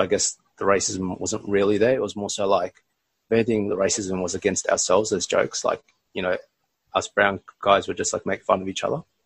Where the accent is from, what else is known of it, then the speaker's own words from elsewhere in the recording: Australia; accent: Australian; also born or lived in Bangladesh; my family migrated to Australia when I was 18 months old